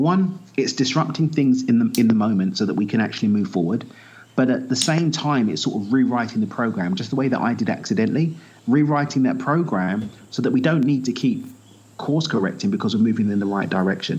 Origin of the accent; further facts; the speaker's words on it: United Kingdom; also born or lived in East London / Essex; I grew up in East London, the son of Zimbabwean immigrants, moved out to Essex just outside East London